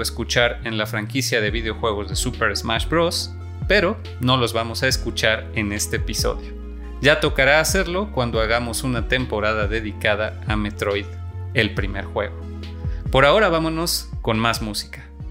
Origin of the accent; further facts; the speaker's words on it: Mexico; en mi país, en México